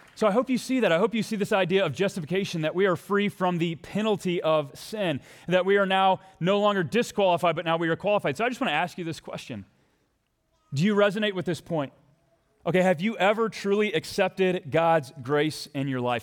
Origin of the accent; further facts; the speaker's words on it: Texas, United States; now in Minnesota, United States; my home country. I mean, my homeland, my home state